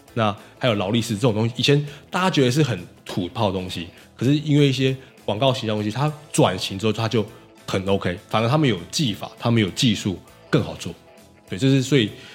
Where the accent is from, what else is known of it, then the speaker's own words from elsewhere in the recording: Taiwan; 我们台湾人一直以来人才输这块一直都很好